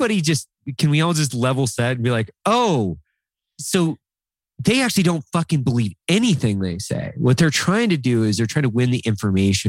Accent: Northern Idaho, United States; I grew up in Northern Idaho with basically nothing

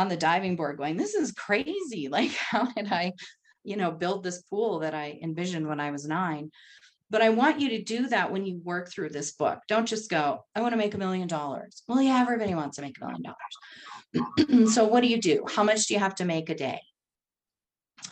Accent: North Dakota, United States; also born or lived in Texas; now in Colorado, United States; I grew up in North Dakota

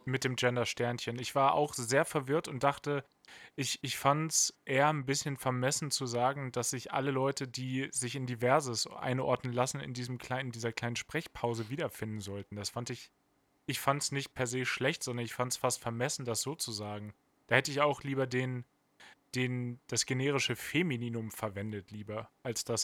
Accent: near Hanover, Lower Saxony, Germany; Ich komme im groberen Sinne aus der Nähe von Hannover

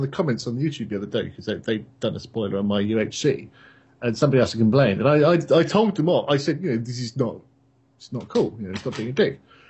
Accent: England, United Kingdom; moved away; The thing is, being English, there's football everywhere, every weekend.

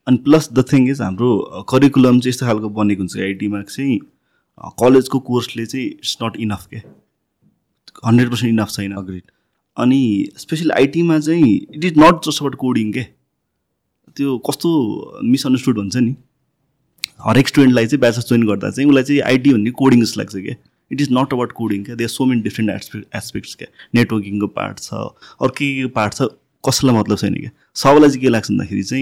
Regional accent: Dhading, Bagmati, Nepal; म धादिङमा हुर्केको त्यहाँ फोन हात हातमा आइसकेको थिएन

